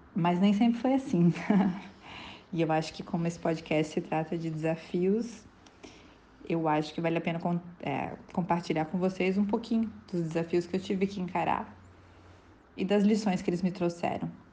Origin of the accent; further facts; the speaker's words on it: Santa Catarina, Brazil; moved away as an adult; also born or lived in São Paulo; voltei para Santa Catarina, que é no meu estado natal